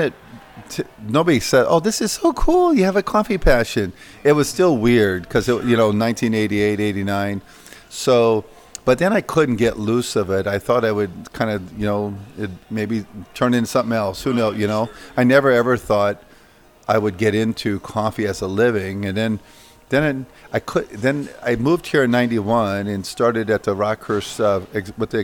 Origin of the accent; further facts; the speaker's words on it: Iowa, United States; working on the farms in Iowa. You know, growing up, I detasseled corn, walked beans, chopped thistles, fixed fence, baled hay.